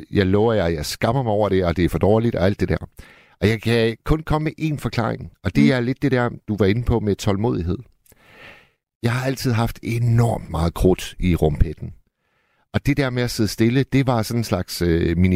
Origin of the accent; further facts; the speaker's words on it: Hirtshals, North Denmark Region, Denmark; Jeg er fra Hirtshals.